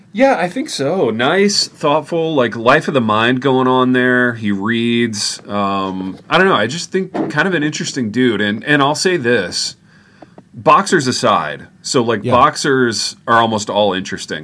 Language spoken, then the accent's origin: English; Indiana, United States; now in Jackson, United States; I'm from Indiana.